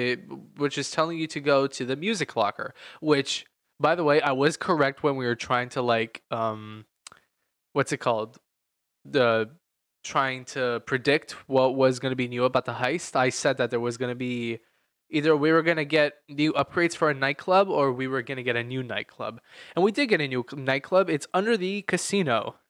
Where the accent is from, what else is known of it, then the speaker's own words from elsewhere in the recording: United States; As an American in GTA in California